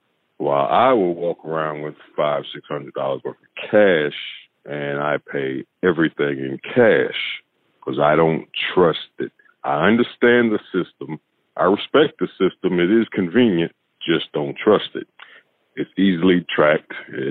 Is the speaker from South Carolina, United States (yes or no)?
yes; Greenville, South Carolina, United States; I'm 45 years old. I'm from Greenville, South Carolina.